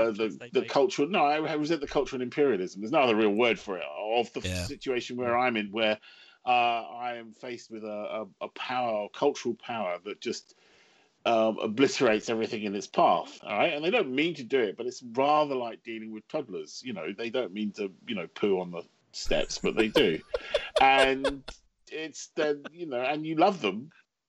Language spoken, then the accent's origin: English; England, United Kingdom; the trouble with being English, of course, is everyone else speaks English.